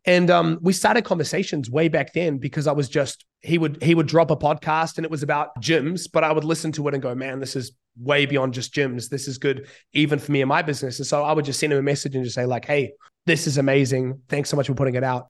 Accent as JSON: {"language": "English", "country": "New Zealand", "tie": "born or raised there", "moved": "as an adult", "lives_now": "Bali, Indonesia", "said": "I grew up in New Zealand"}